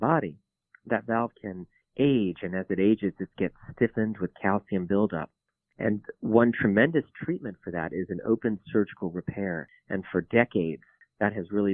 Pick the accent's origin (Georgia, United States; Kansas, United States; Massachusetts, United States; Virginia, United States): Virginia, United States; Virginia Beach; also born or lived in Tennessee / Minnesota; I grew up in Virginia Beach